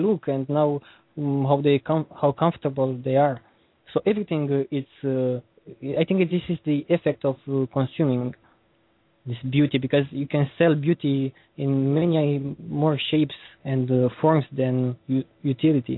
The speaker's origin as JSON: {"language": "English", "country": "Romania", "second_language": "English", "said": "I'm from Romania, I see there many people are literally struggling for eating something"}